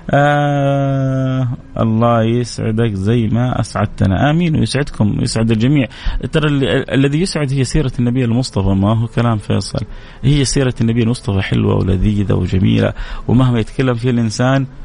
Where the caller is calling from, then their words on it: Jeddah, Makkah Province, Saudi Arabia; من جده